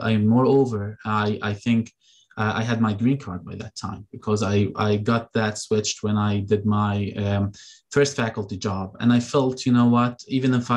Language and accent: English; Jordan; now in Michigan, United States; I'm from Jordan. So I go back to Jordan.